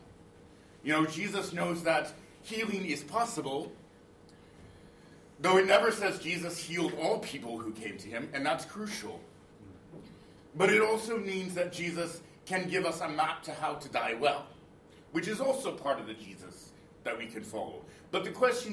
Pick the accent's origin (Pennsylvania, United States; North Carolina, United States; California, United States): North Carolina, United States; Raleigh; I grew up in Raleigh